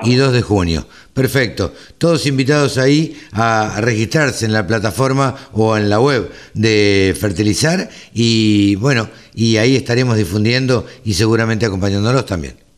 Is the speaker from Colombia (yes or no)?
no; Maipú, Buenos Aires Province, Argentina; en Maipú, en mi pueblo, así que este, cerca de Dolores.